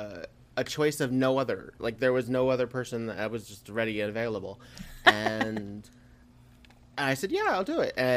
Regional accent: Connecticut, United States; also born or lived in New Haven, Connecticut / Madison, Connecticut / Durham, Connecticut; Connecticut. I am a New Englander

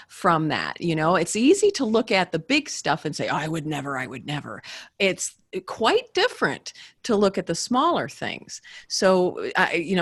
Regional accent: Midwest, United States; I'm from the Midwest, and I have I was raised from good stock

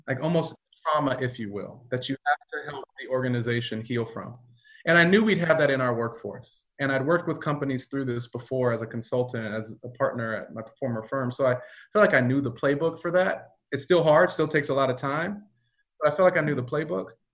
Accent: Pomona, California, United States; also born or lived in Diamond Bar, California; I grew up in LA County. I grew up in Pomona, California, um, Diamond Bar, California

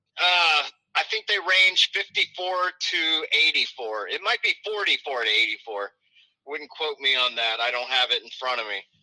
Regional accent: the South, United States; moved away; I'm from the South

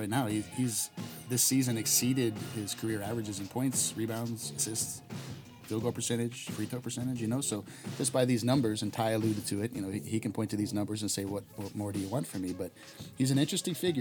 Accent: Miami, Florida, United States; moved away; I come from Miami

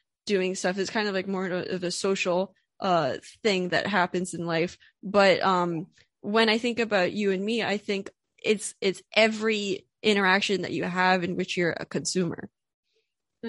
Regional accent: Pennsylvania, United States; I'm from Pennsylvania. I grew up in Pennsylvania, and now I live in Philadelphia

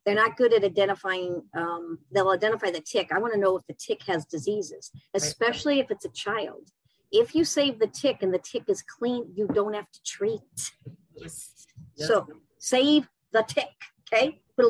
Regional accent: New York City, New York, United States; I'm from New York City.

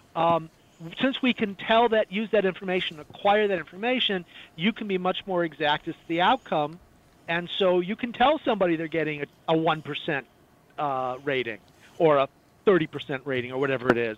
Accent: Chicago, Illinois, United States; now in Florida, United States; I grew up in the Midwest. I grew up in the Chicago area

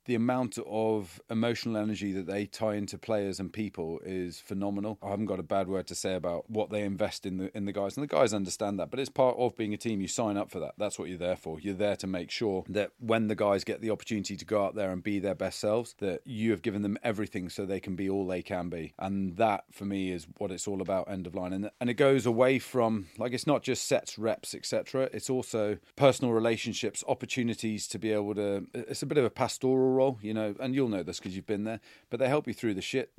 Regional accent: Ivybridge, South West England, United Kingdom; moved away; I grew up in the Southwest. I went to Iverbridge Community College

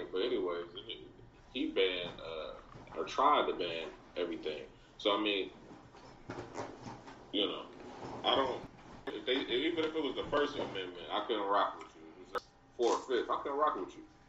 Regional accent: Chicago, Illinois, United States; I'm from Chicago.

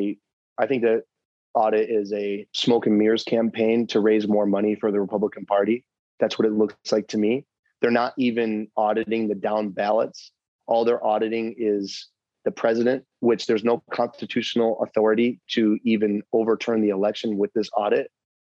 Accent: New York, United States; now in Arizona, United States; I came from New York. Many people came from different parts of the country to be here.

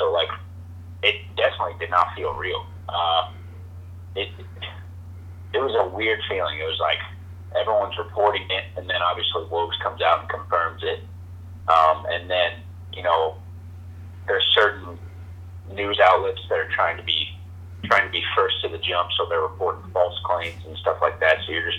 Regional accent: St. Louis, Missouri, United States; I'm from St. Louis

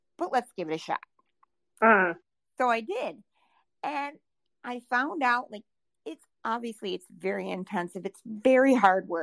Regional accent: Southwest Minnesota, United States; moved away as an adult; now in South Dakota, United States; I am born and raised in Southwest Minnesota.

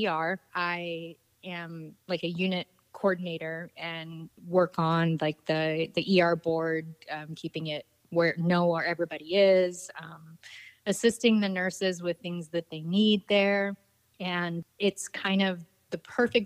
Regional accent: Florida, United States; now in Wisconsin, United States; I'm from Florida. I grew up in it

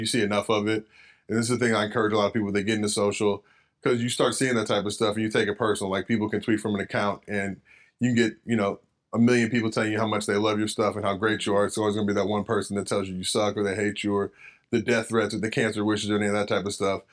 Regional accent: Los Angeles, California, United States; also born or lived in San Fernando Valley; lived in L A my whole life

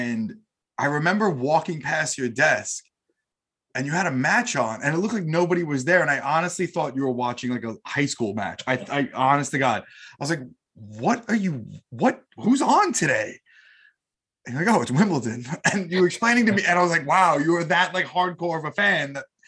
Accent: United States; growing up in the States

